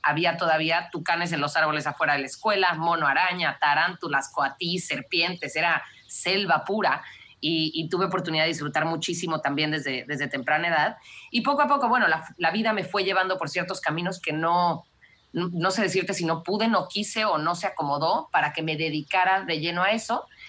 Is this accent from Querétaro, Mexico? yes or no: no; Cancún, Quintana Roo, Mexico; moved away as an adult; also born or lived in Mexico City; now in South Africa; yo nací en la Ciudad de México y nos fuimos a vivir a Cancún cuando yo tenía seis años